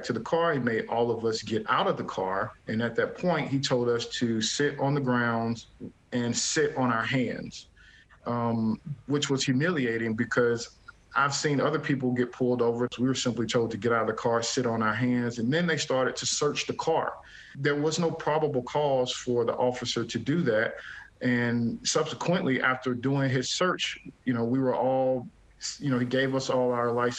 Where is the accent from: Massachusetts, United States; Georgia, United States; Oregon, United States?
Georgia, United States; Atlanta; moved away; I'm from Atlanta, Georgia. Actually went to the same high school as Martin Luther King